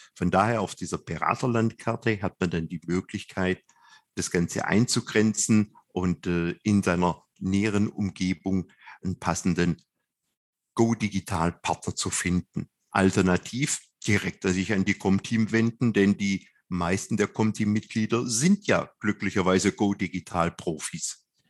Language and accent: German; Swabia, Germany; als Schwabe